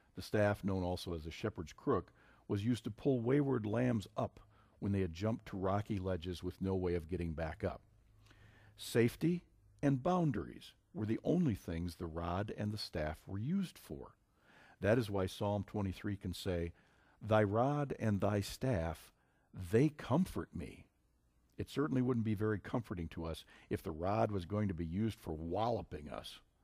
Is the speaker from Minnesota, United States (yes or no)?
yes; Minnesota, United States; my home state of Minnesota